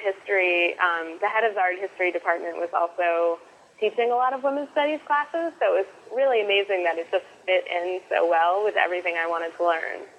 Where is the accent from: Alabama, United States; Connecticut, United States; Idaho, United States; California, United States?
Connecticut, United States; moved away as an adult; now in Brooklyn, United States; I grew up in Connecticut with a very, very, very crafty mom